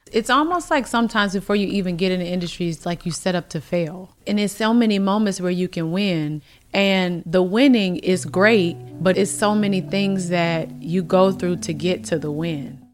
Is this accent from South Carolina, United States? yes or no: no; Youngstown, Ohio, United States; moved away; I came from Youngstown, Ohio